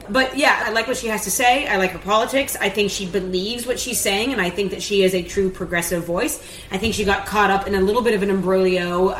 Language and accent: English; United States; now in United Kingdom; as an American living over here.